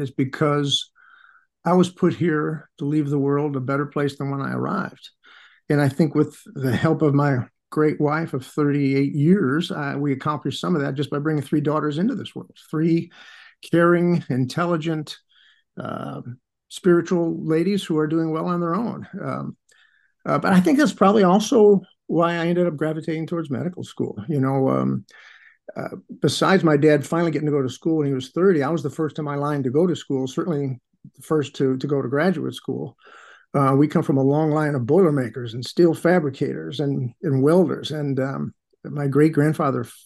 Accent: Chicago, Illinois, United States; I'm an Irish jock growing up on the north side of Chicago

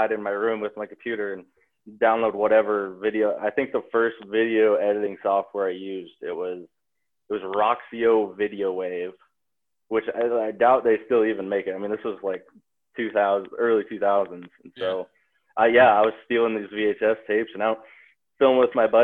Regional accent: Bozeman, Montana, United States; growing up in Bozeman, Montana, it's obviously a ski town

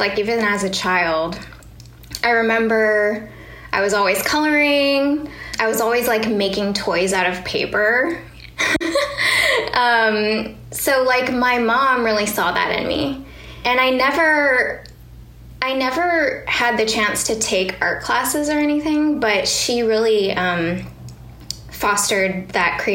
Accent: Guam; moved away; I grew up in Guam

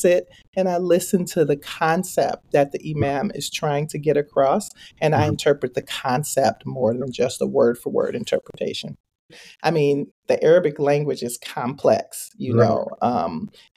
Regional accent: Chicago, Illinois, United States; now in Minnesota, United States; I grew up in Chicago

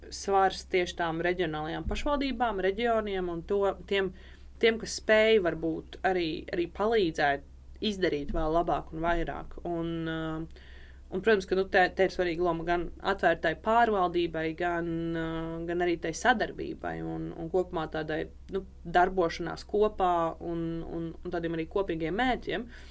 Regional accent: Rēzekne, Latgale, Latvia; es esmu no Rēzaknes un, uh, un Latvijas.

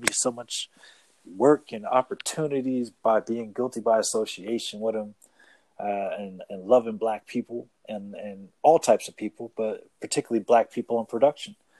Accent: Boston, Massachusetts, United States; I grew up in Boston

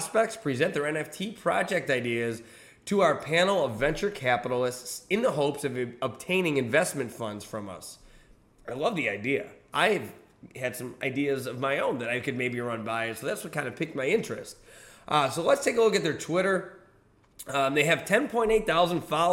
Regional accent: United States; I'm from the United States of America

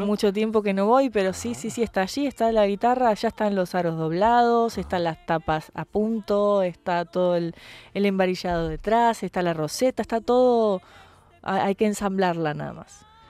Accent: Argentina; Como artista extranjera, como artista latinoamericana, eh, como artista argentina

